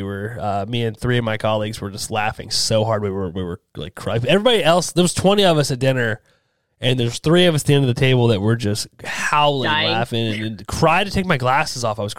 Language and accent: English; United States; I'm stupid American. I can't help it.